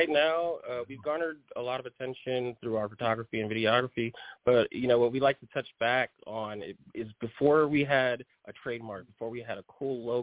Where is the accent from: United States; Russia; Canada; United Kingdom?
United States; New York City, New York; accent: New York; first language Haitian Creole; English is a second language; now in Tyler, United States; I hail from Brooklyn, New York.